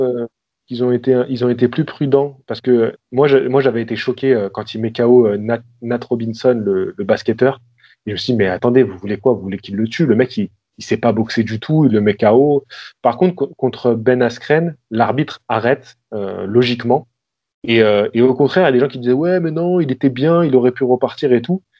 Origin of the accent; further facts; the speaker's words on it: Lyon, Auvergne-Rhône-Alpes, France; moved away as an adult; also born or lived in Vaulx-en-Velin; now in Marseille, France; je suis, de Lyon à la base